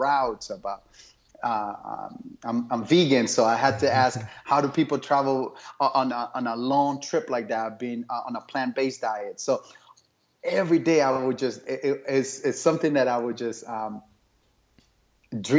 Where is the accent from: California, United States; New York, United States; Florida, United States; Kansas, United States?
Florida, United States; Miami; moved away as an adult; now in Phoenix, United States; I grew up in Miami